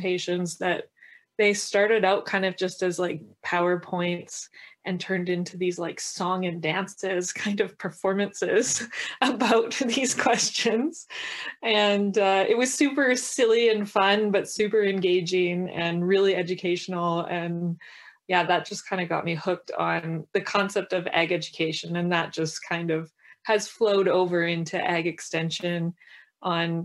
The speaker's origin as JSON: {"language": "English", "town": "Lacombe", "region": "Alberta", "country": "Canada", "tie": "born or raised there", "moved": "as an adult", "lives_now": "Shoal Lake, Canada", "said": "I grew up in Lacombe."}